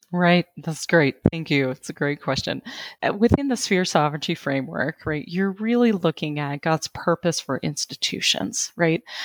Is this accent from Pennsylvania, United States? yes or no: yes; Western Pennsylvania, United States; I'm from Western Pennsylvania